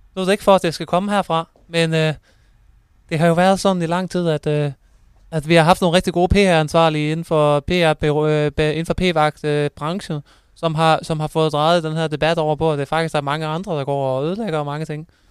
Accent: Thyregod, Southern Denmark, Denmark; also born or lived in Aarhus; jeg kommer også øh, fra Thyregod

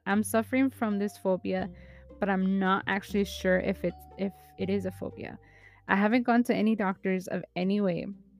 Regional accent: Philippines; but I'm a Filipino and there's so much more responsibilities

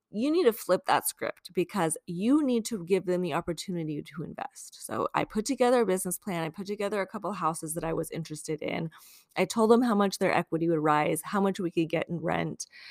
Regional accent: Long Beach, California, United States; moved away as an adult; also born or lived in Ukraine / Washington, D.C. / Tucson, Arizona; now in San Francisco, United States; I grew up in Long Beach

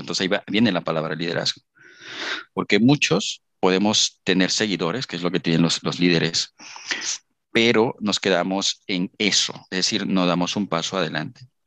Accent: Villahermosa, Tabasco, Mexico; moved away as an adult; also born or lived in Poza Rica, Veracruz / Querétaro; yo soy de Villahermosa, Tabasco

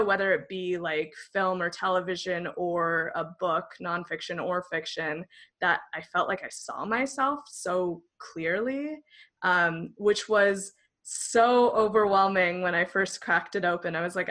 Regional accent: Northern California, United States; I grew up in a very rural area of Northern California that was very, very conservative.

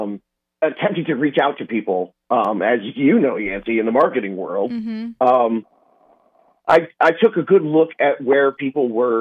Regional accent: Southern California, United States; I grew up in Southern California playing soccer

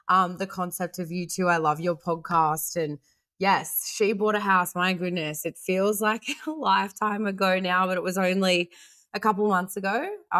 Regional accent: Australia; also born or lived in South Africa; I was born in South Africa, immigrated to Australia with my family when I was 4

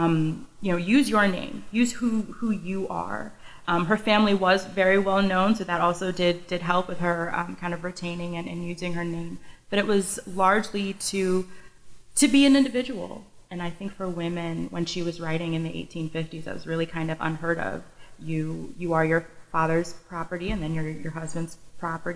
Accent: Connecticut, United States; also born or lived in North Carolina; I'm from Connecticut, but then I went to North Carolina for school and then came home

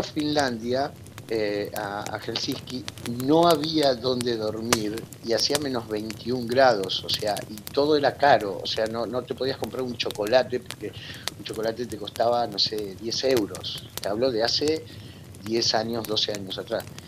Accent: Argentina; also born or lived in Spain / Bariloche, Argentina; now in Buenos Aires, Argentina; mi adolescencia acá en Argentina

